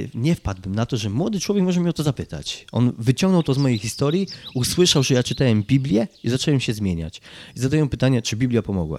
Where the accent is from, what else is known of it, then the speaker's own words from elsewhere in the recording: Kraków, Lesser Poland, Poland; pochodzę z Krakowa